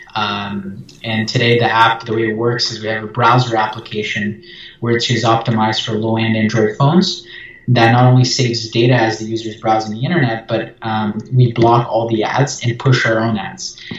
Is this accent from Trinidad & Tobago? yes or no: no; Brazil; I'm from Brazil